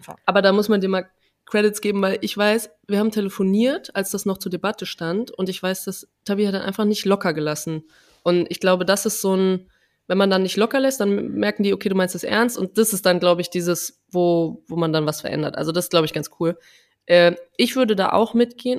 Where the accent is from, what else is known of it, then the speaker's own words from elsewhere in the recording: Trier, Rhineland-Palatinate, Germany; Bei uns im, in Trier sagt man Fastnacht